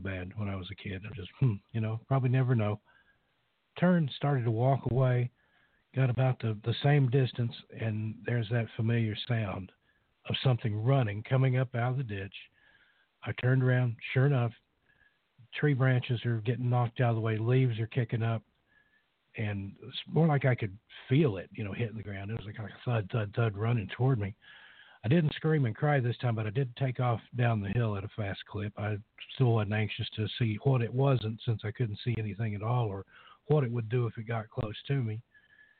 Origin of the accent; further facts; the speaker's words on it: East Tennessee, United States; I grew up in the East Tennessee hills.